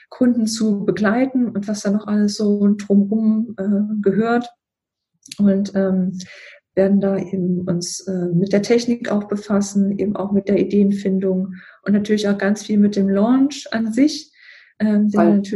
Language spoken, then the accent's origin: German; Thuringia, Germany; Ich bin Aus Thüringen und ähm, wohnen jetzt in Niedersachsen. Und hier, hier gibt es ja, also wo ich wohne, in der Nähe von Hannover, hier ist ja Standardsprache, also Hochdeutsch.